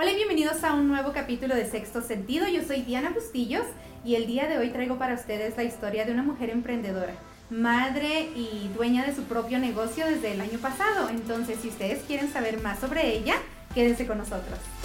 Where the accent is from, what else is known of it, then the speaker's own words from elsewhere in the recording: Mexico; nosotros no somos colombianos, somos mexicanos.